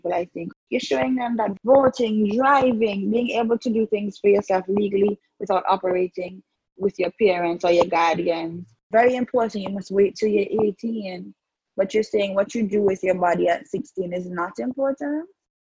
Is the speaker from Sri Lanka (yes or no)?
no; Antigua & Barbuda; as a young woman, growing up in the Antiguan society